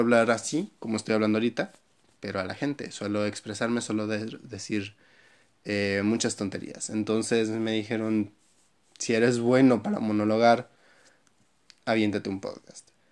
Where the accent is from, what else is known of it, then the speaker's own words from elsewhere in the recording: Mexico; soy mexicano